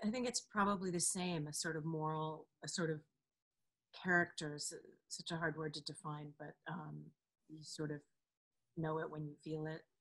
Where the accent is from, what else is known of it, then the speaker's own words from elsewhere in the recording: Delaware, United States; the state of Delaware, my home state